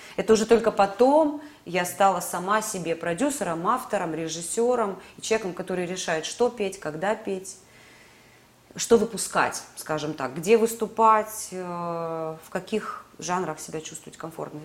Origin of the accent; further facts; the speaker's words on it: Sevastopol, Crimea, Ukraine; moved away as an adult; now in Moscow, Russia; как крымчанке, как уроженке Севастополя, как мои родные места